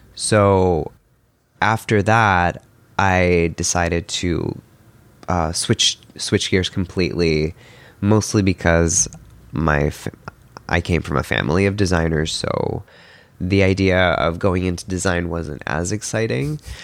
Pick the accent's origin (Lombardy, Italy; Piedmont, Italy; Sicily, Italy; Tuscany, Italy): Lombardy, Italy; Milan; moved away; I was born in Milan in Italy